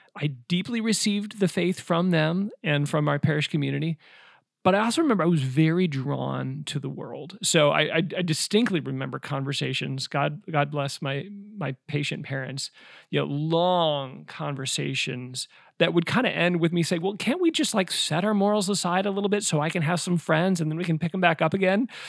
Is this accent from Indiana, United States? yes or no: no; Omaha, Nebraska, United States; I grew up in Omaha, Nebraska